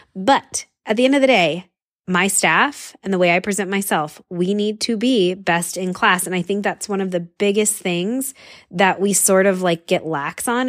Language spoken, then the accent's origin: English; San Diego, California, United States; I'm from California and, and from San Diego, where it is like literally the most casual place in the whole wide world